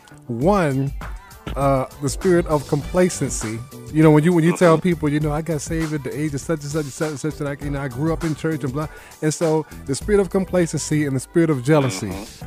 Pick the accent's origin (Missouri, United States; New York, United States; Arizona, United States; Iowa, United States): New York, United States; New York City; I was born and raised in Brooklyn.